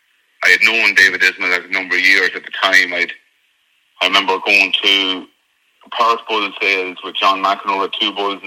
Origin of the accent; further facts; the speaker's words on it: Kells, Leinster, Ireland; moved away as an adult; also born or lived in Scotland; I'm from Kells in County Meath.